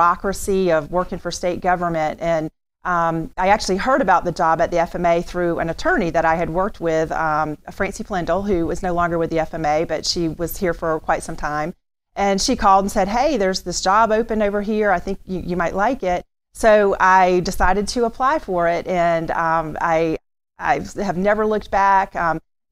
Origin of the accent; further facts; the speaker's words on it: Tallahassee, Florida, United States; I was born and raised in Tallahassee, been here a really long time